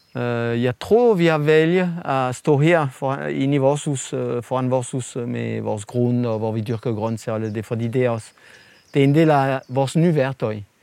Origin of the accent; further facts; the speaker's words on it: France; Danish is a second language; moved away as an adult; now in Denmark; fra Frankrig, hvor jeg kommer fra